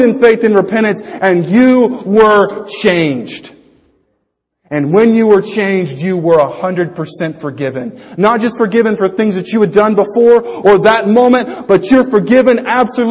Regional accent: United States; I'm an American.

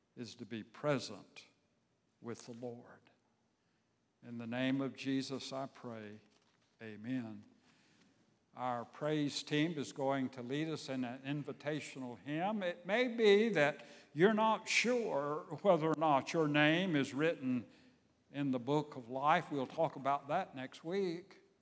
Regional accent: Savannah, Georgia, United States; my hometown, Savannah, Georgia

